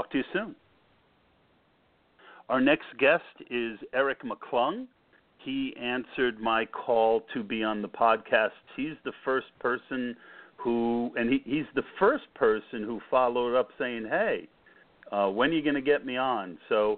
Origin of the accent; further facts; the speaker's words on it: Scotch Plains, New Jersey, United States; moved away as an adult; also born or lived in Lehigh Valley, Pennsylvania; now in Pennsylvania, United States; I grew up in Scotch Plains